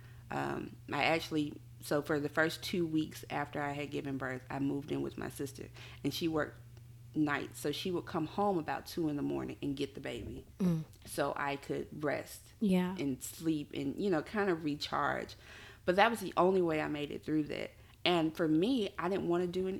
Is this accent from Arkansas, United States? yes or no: no; Mobile, Alabama, United States; I'm from Mobile, Alabama.